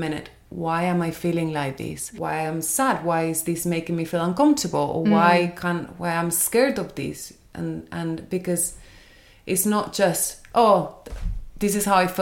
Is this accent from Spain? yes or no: yes; Spain; moved away as an adult; I grew up in Spain, so it's completely different